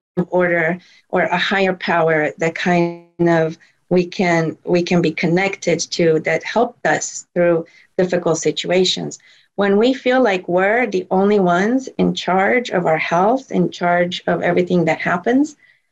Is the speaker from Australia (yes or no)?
no; Romania; moved away; I grew up in Romania where we used plant medicine for most ailments